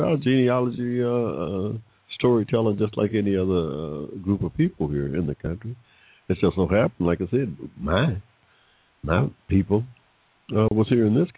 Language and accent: English; Georgia, United States; I was born in 1945 in Georgia